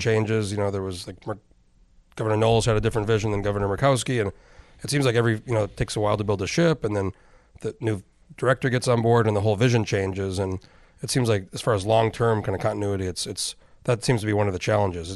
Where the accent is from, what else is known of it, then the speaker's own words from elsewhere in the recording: New Mexico, United States; moved away as an adult; I'm from New Mexico originally. I moved here in oh four.